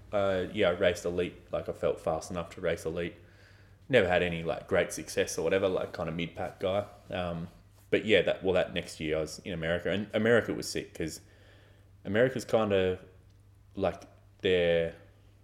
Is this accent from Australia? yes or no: yes; Australia; also born or lived in Melbourne; where I grew up in Australia